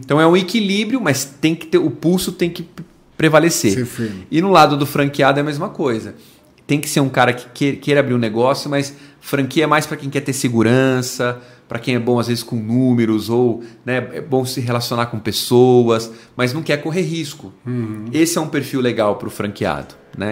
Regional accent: Brazil; Nós somos brasileiros

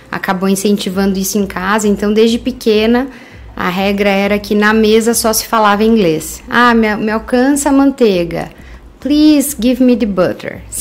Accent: Curitiba, Paraná, Brazil; accent: Curitiba; Sim, sou de Curitiba. E engraçado, meu curitibês já, já foi por água abaixo

